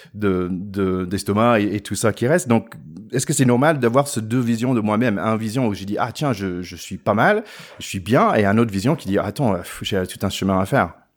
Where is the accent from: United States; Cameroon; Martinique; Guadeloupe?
United States; the South, Southern United States; French is a second language; now in France; je viens du Sud aussi.